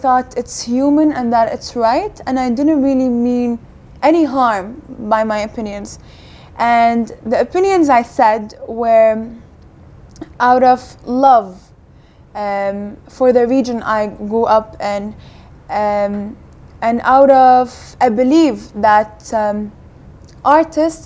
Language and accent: English; Kuwait; also born or lived in United States; now in United Kingdom; I grew up in Kuwait